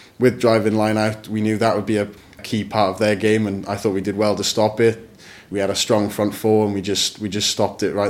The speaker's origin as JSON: {"language": "English", "town": "Swansea", "region": "Wales", "country": "United Kingdom", "tie": "born or raised there", "said": "I'm from Marston in Swansea. Got into rugby when I was about 10. Started playing at my local club, Marston"}